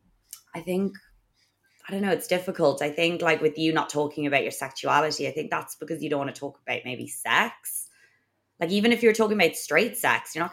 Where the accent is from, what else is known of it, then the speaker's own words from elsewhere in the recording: Ireland; we're obviously Irish and it's obviously a strict Catholic country as well